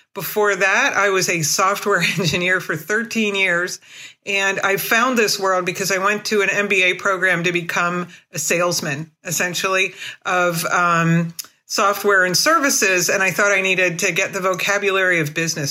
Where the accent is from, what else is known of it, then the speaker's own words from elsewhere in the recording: United States; I'm an American, I'm, you know, independent, I'm a hippie